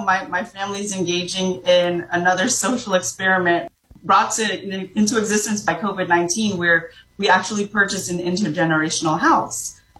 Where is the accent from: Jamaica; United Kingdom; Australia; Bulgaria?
Jamaica; I'm originally from Jamaica. My grandfather and my great-grandfather were both immigrants from China to Jamaica.